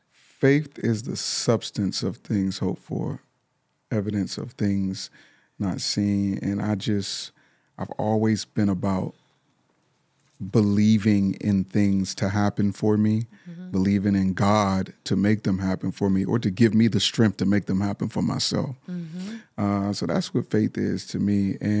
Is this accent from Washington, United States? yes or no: no; Pittsburgh, Pennsylvania, United States; I'm from Pittsburgh, Pennsylvania.